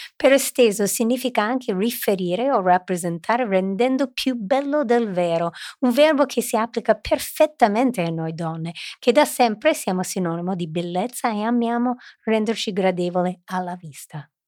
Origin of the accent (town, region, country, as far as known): Milan, Lombardy, Italy; born or raised there